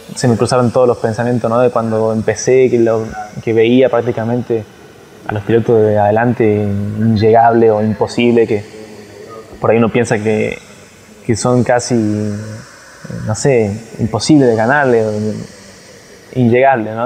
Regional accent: Argentina; el primer argentino campeón del mundo

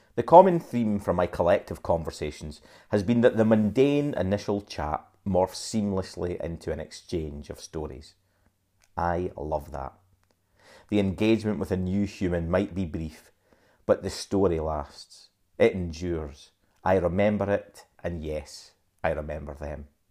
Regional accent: Dundee, Scotland, United Kingdom; I was born in Dundee

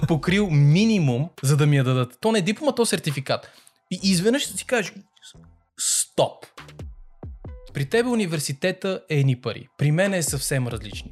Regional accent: Sofia, Sofia City, Bulgaria; ние като хора, които сме израснали в Люлин, знаеме какво е качеството на живот в Люлин

